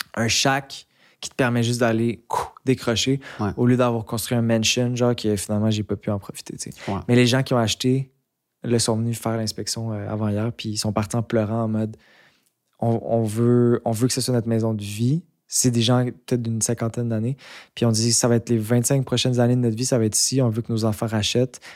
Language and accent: French; Montreal, Quebec, Canada; also born or lived in Mont-Tremblant; J'ai grandi à Montréal